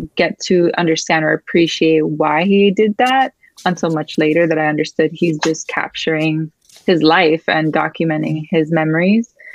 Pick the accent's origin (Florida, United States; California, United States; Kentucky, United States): Florida, United States; Miami; first language Spanish; English is a second language; moved away as an adult; now in Seattle area, United States; I was born and raised in Miami, Florida. I'm first generation Cuban American